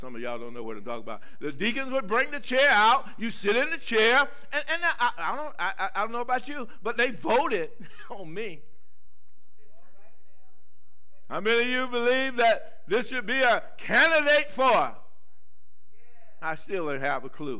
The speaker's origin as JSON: {"language": "English", "region": "the South", "country": "United States", "tie": "born or raised there", "said": "I grew up in the South. I grew up in a little small town"}